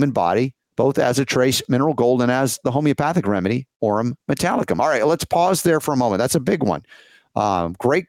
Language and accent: English; Georgia, United States; growing up in Georgia